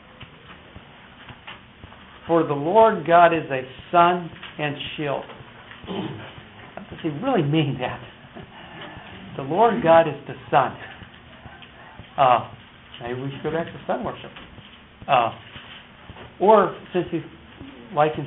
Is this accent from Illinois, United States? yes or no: no; Detroit, Michigan, United States; I was from Motown